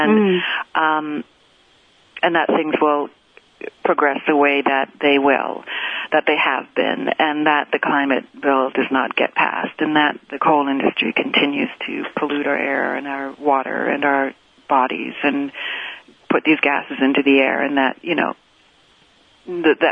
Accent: Canada; moved away as an adult; also born or lived in United States; now in New York, United States; I was born in Canada, and I've lived here in the U.S. for 20 years now

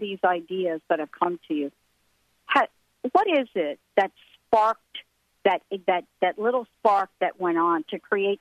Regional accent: New Jersey, United States; now in Seattle, United States; where I am on the East Coast is back in my hometown, grew up here in New Jersey

